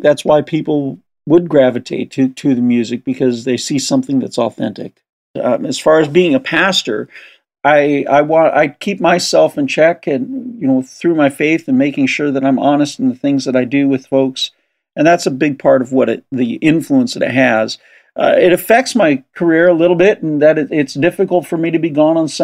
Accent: Southern California, United States; I grew up in Southern California

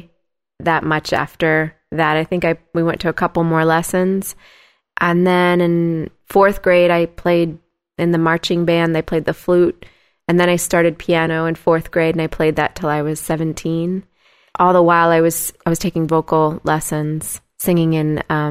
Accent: Huntington / Bridgeport, Connecticut, United States; also born or lived in Washington Depot, Connecticut; I grew up in an area called Huntington and then moved to Bridgeport, Connecticut

